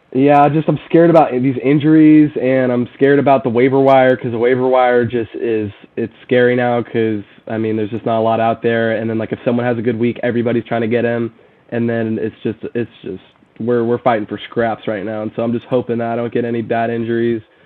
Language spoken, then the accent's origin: English; Sherwood, Oregon, United States; I'm from Oregon. Uh, I'm from kind of the same area as you were from, uh, Portland area. Um, I went to Sherwood High School